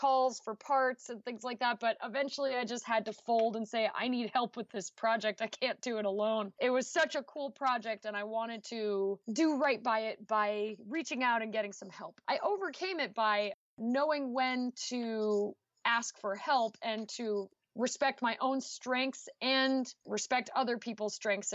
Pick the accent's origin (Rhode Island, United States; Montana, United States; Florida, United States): Rhode Island, United States; New Shoreham; born or raised there; moved away as an adult; now in Missouri, United States